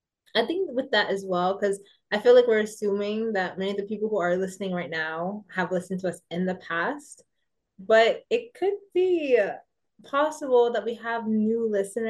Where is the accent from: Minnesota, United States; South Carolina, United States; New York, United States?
New York, United States; New York City; moved away as an adult; now in Paris, France; I am originally from New York City.